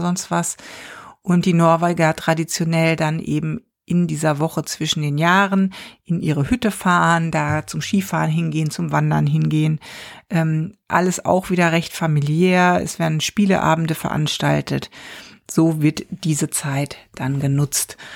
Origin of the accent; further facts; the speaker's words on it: Germany; now in Stavanger, Norway; bei uns in Deutschland